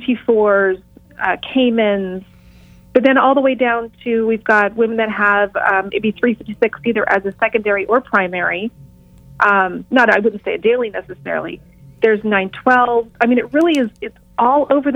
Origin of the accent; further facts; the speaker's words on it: Los Angeles, California, United States; in Los Angeles, I have women's events specifically. So since this is my hometown